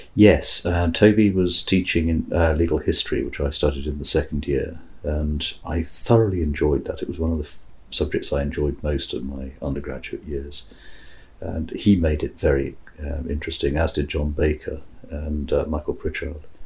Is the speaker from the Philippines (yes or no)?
no; Singapore; moved away; growing up in Singapore